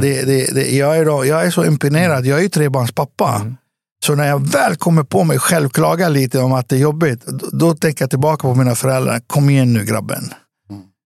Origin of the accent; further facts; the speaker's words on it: Västerås, Västmanland, Sweden; also born or lived in Beirut, Lebanon / Cyprus; jag växte upp i, i Västerås